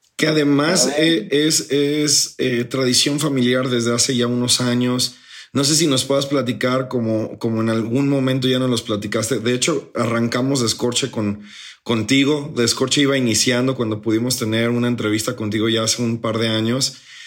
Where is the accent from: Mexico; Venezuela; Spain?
Mexico; todos como buenos mexicanos